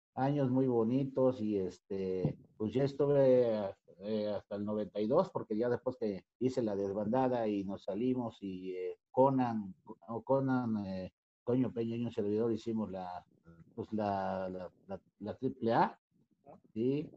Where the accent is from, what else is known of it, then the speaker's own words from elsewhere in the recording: Veracruz, Mexico; moved away as an adult; also born or lived in Xalapa, Veracruz / Mexico City; yo soy de Veracruz, yo nací en Veracruz, pero estudié en Jalapa, Veracruz